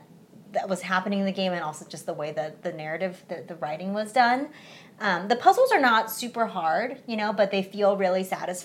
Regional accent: United States; English is a second language; when I first came to America, like my mom's number one focus was like learn English as fast as possible. I was five, so I was pretty young

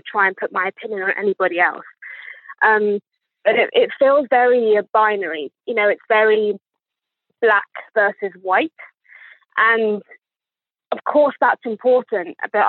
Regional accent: England, United Kingdom; accent: posh; as you can hear from my accent, I was definitely born here because I would not pretend to have this accent if I wasn't from here. I sound like a posh twat, in my opinion.

